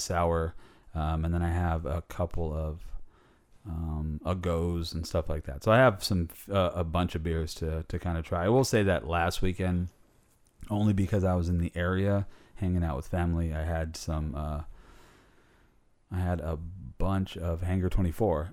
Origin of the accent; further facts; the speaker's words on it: California, United States; also born or lived in Tucson, Arizona; most of my life in California.